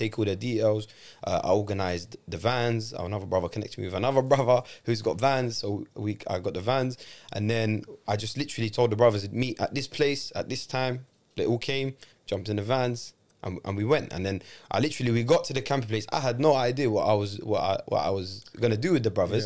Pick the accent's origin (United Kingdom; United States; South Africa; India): United Kingdom; London; I grew up in London. I know how London is.